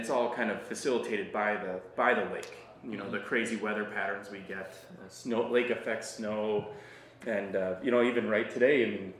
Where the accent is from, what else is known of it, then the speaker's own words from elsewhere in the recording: Wausau, Wisconsin, United States; moved away as an adult; now in Duluth, United States; originally I'm from Wausau, Wisconsin, so mm-hmm. Midwesterner through and through.